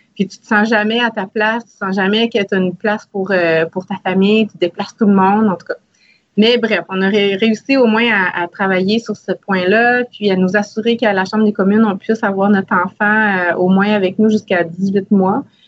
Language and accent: French; Salaberry-de-Valleyfield, Quebec, Canada; j'ai grandi à Salaberry de Valleyfield